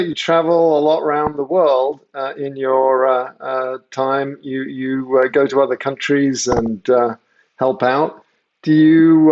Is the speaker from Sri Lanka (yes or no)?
no; England, United Kingdom; moved away; also born or lived in United States; I grew up in England, and so I kind of got to see America from afar. Even though I was born in America